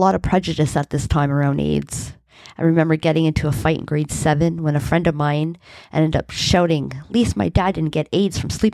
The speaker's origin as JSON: {"language": "English", "town": "Hamilton", "region": "Ontario", "country": "Canada", "tie": "born or raised there", "said": "I was born and raised in Hamilton, Ontario"}